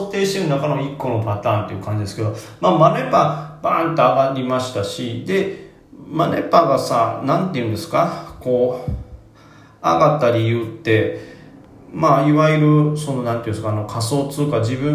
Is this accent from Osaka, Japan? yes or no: yes; Toyonaka, Osaka, Japan; 話わかりますが私は豊中市立